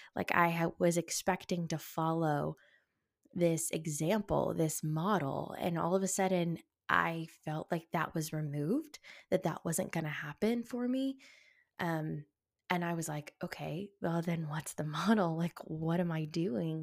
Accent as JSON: {"language": "English", "region": "the South", "country": "United States", "tie": "born or raised there", "said": "growing up in the South"}